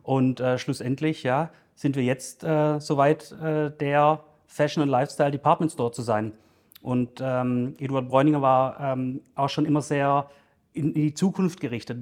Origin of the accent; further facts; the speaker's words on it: Stuttgart, Baden-Württemberg, Germany; ich bin gebürtiger Stuttgarter, ähm, wohne auch in Stuttgart